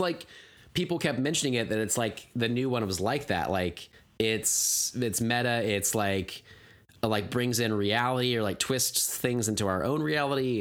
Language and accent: English; United States; my sensibilities as an American